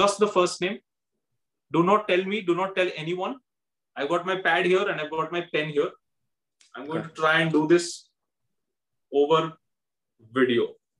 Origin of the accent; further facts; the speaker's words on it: India; As an Indian, I love it.